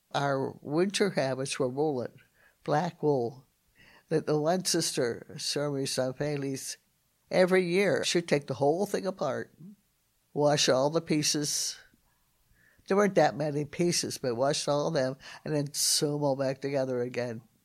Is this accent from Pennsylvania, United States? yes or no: yes; Pittsburgh, Pennsylvania, United States; moved away as an adult; also born or lived in Somerset, Texas; I'm from Pittsburgh, Pennsylvania. And I grew up in a normal Catholic family.